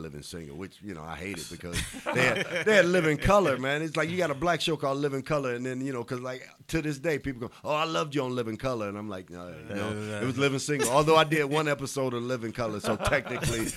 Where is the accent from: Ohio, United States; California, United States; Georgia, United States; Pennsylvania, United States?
Ohio, United States; Cleveland; moved away as an adult; also born or lived in New York; now in Los Angeles, United States; I'm from Cleveland